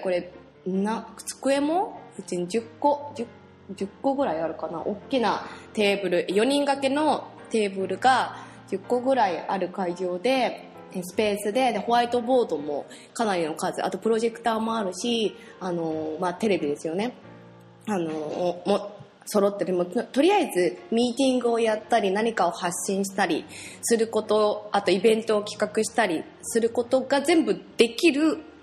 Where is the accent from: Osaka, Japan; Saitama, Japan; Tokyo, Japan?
Saitama, Japan; Tokorozawa; moved away; also born or lived in Sayama; 所沢という場所でですね、あの、私が本当に生まれ育った街なんですけれども